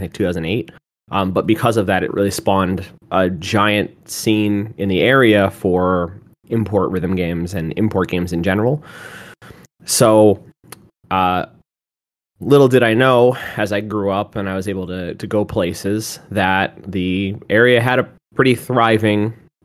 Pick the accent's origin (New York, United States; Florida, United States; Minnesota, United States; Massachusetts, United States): Massachusetts, United States; moved away; I'm originally from Massachusetts